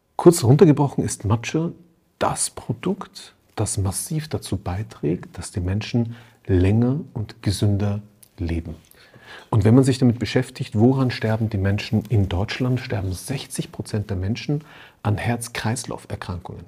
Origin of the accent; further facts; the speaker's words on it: Austria; ich bin in Österreich aufgewachsen, da fährst du als Schüler immer zum Skifahren